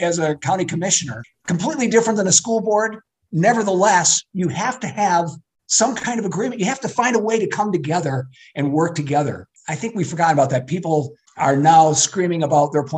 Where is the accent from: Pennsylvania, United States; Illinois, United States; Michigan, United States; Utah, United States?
Michigan, United States; Flint; also born or lived in Davison, Michigan; born and raised in Flint, went to Civic Park and Emerson, and then we moved out to Davison, where I graduated from high school.